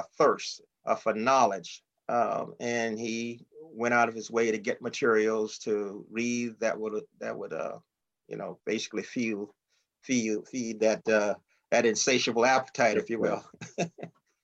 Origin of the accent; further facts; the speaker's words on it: Lake City, South Carolina, United States; we grew up in a small farm town, Lake City, South Carolina